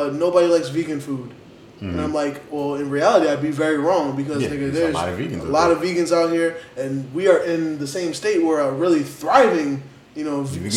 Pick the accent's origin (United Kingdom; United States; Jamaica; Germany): United States; New York; I'm from New York